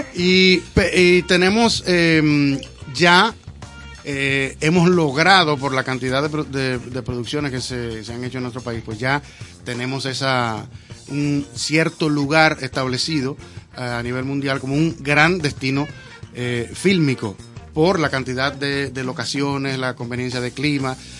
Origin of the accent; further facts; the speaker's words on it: Dominican Republic; yo soy dominicano de aquí